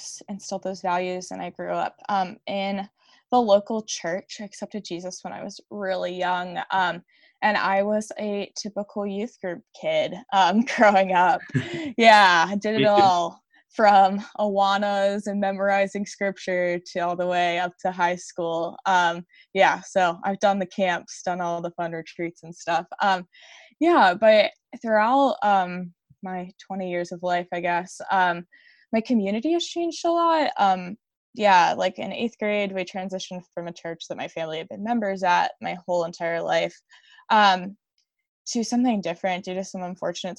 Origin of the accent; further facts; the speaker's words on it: Westminster, Maryland, United States; also born or lived in Newark, Delaware; I live outside of the city of Baltimore, Maryland, in a suburb called Westminster.